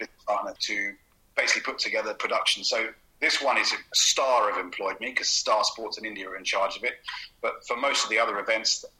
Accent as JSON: {"language": "English", "town": "Bromley", "region": "London", "country": "United Kingdom", "tie": "born or raised there", "also_born_or_lived": "Fulham, London / Wandsworth, London", "said": "ever since I was born, I'm from Kent, Bromley, Beckenham"}